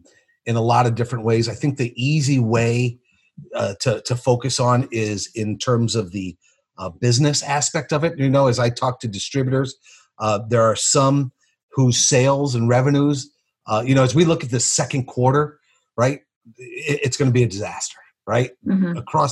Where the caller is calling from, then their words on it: Barrington, Illinois, United States; Well, I'm in my office in Barrington, Illinois, outside of Chicago.